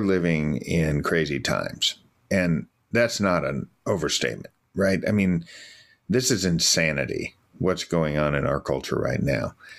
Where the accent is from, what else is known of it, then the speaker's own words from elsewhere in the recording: United States; I'm an American